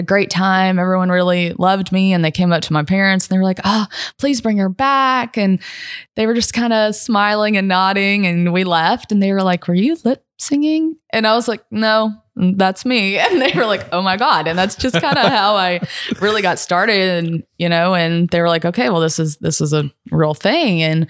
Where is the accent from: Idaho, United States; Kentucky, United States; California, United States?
Kentucky, United States; Lexington; moved away as an adult; now in Spring Hill, United States; I'm originally from Lexington, Kentucky. So that bourbon runs through my veins. But I live down in the Nashville area, specifically Spring Hill